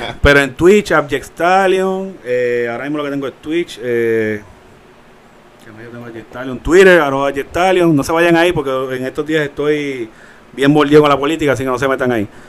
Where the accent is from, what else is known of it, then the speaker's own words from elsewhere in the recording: Puerto Rico; como somos de Carolina y de Bayamón